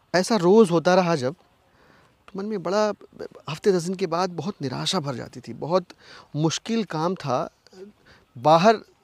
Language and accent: Hindi; Zamania, Uttar Pradesh, India; now in Delhi, India; मैं अपने गांव की अगर बात करूँ ज़मानिया एक बहुत छोटा सा कस्बा है बनारस